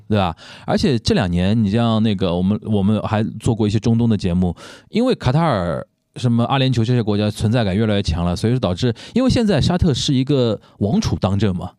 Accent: Shanghai, China; 我们中国人啊，尤其我们上海人啊，经历过

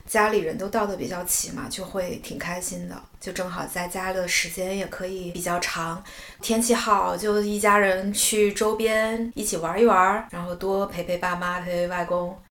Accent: Guangxi, China; now in Beijing, China; 我的家乡在广西就是非常典型的南方过春节的这种习俗啦

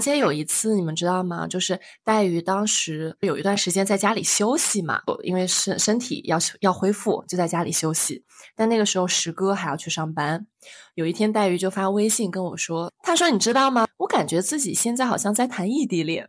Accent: northern China, China; 我是北方人

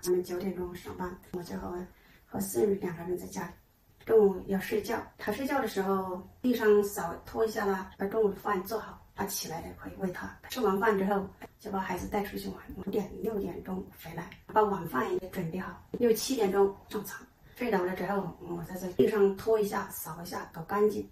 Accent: Hong'an, Hubei, China; moved away as an adult; now in Beijing, China; 农村呢，现在在县城，现在住在北京呢。红安还是有个家了，嗯，北京市里面的家。

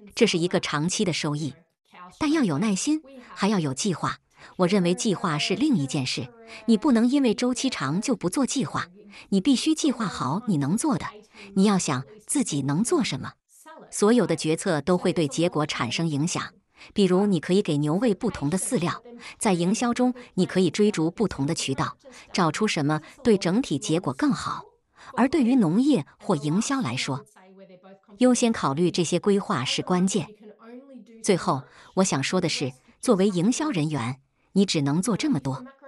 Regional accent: Melbourne, Victoria, Australia; 我出生在墨尔本的城市中心

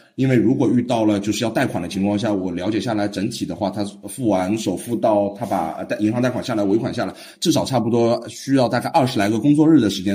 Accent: Shanghai, China; 我是上海本地人

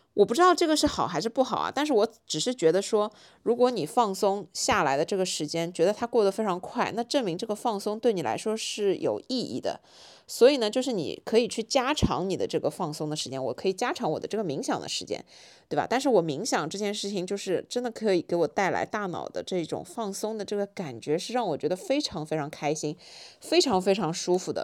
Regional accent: Shanghai, China; 作为一个上海人，很少看到下大雪

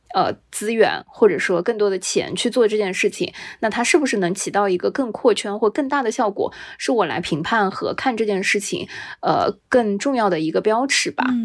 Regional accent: Shanghai, China; 作为一个上海人

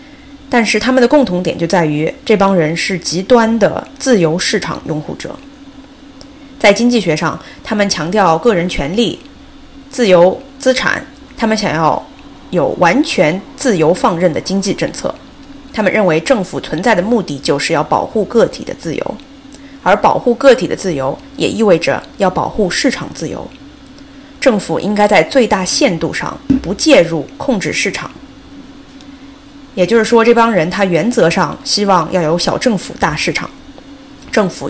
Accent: China; 我们中国人

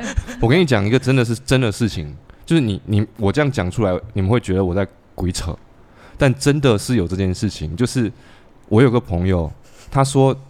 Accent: Xiamen, Fujian, China; 我是厦门人

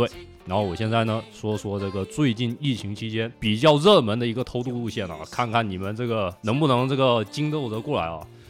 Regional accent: Fujian, China; 等于说赚美国人钱，发展我们福建人的这个家乡事业。

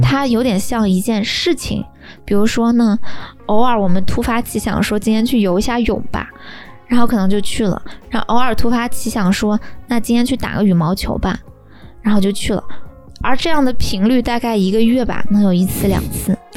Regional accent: Taiyuan, Shanxi, China; now in Beijing, China; 我妈也从太原老家来到了北京

